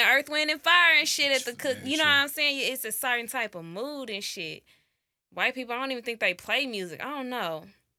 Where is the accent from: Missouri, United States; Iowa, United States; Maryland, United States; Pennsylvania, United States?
Missouri, United States; St. Louis; y'all know I ain't been around a lot of white people. I'm from St. Louis, and it was St. Patrick's Day.